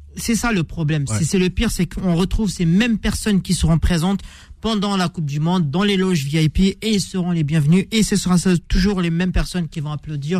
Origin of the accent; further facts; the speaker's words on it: Algeria; je suis algérien